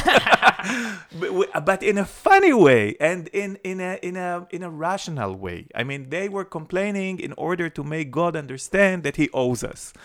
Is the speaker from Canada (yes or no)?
no; Jerusalem, Jerusalem District, Israel; When I was growing up in Jerusalem, it was before the Six Day War.